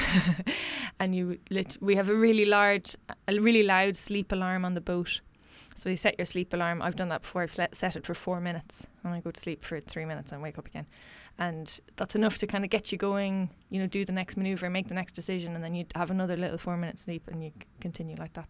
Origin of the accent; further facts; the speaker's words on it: Westport, Connacht, Ireland; also born or lived in Galway; I am a proud Mayo woman. I grew up in Westport, um, County Mayo